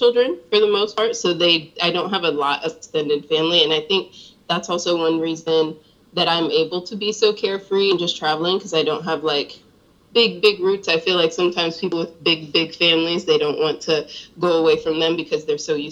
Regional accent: Augusta, Georgia, United States; moved away; also born or lived in Ohio / Charlotte, North Carolina; I was born in Ohio, but I grew up in Augusta, Georgia, and then my family moved to Charlotte

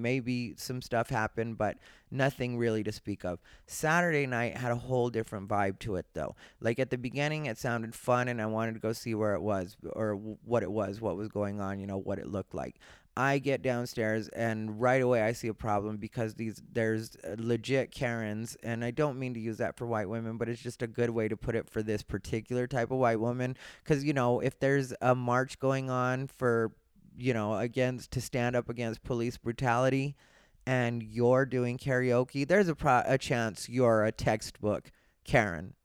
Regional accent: Arizona, United States; I grew up in Arizona.

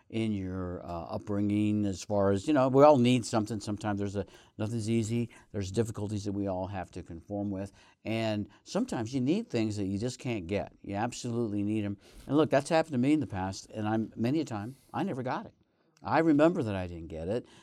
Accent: Northeast Colorado, United States; moved away; my home state, home, uh, county of Northeast Colorado

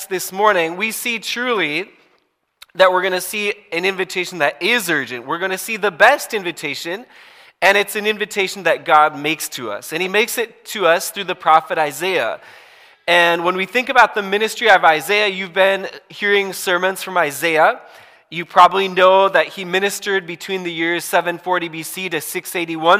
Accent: Hibbing, Minnesota, United States; my hometown, Hibbing, Minnesota, where I grew up, northern Minnesota, way up there close to Canada

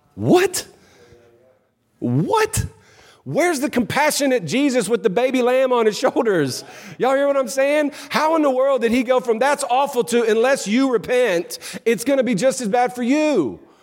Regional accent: New Orleans, Louisiana, United States; now in Clarksville, United States; I'm from New Orleans originally

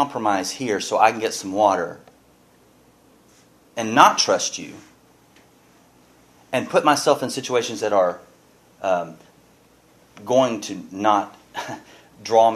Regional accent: Pasadena, United States; growing up in Pasadena

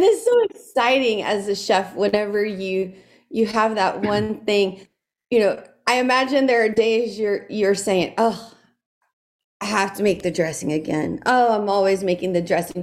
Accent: South Louisiana, United States; growing up in South Louisiana

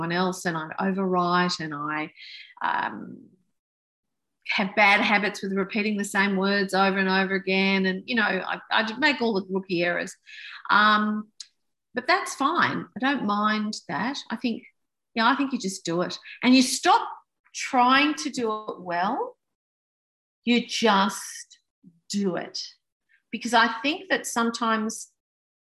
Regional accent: United Kingdom; now in Australia; I was born in Britain and my parents are British

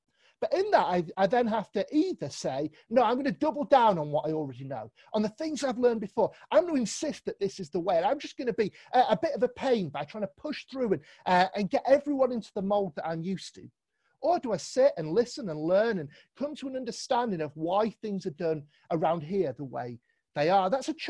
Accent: London, United Kingdom; now in Manchester, United Kingdom; remember when I moved up to Manchester, it was 9 years ago now. I've been here quite a while. But I came from London and came and joined in with CCM.

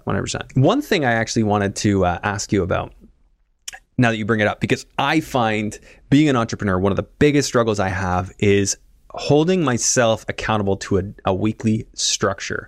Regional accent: Canada; Being Canadian

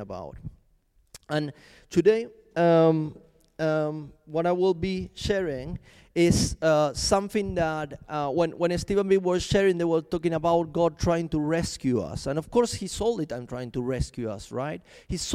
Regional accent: Argentina; also born or lived in Chile; now in London, United Kingdom; I'm from Argentina, by the way, but I used to live in Chile before I came to London

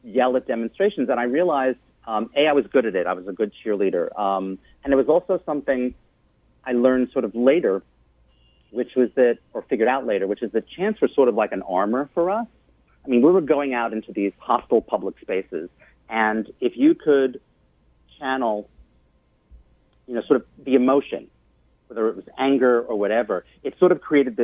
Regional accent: Long Island, New York, United States; I'm a Jewish kid growing up in Long Island

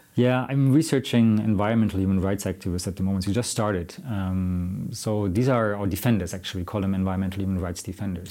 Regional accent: Germany; now in Sweden; I'm from Germany

